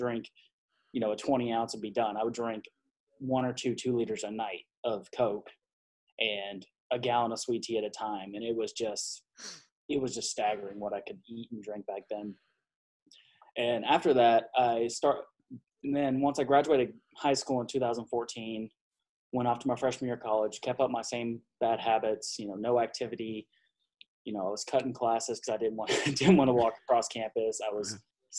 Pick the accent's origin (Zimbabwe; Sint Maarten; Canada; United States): United States; Texas; I was born and raised in Texas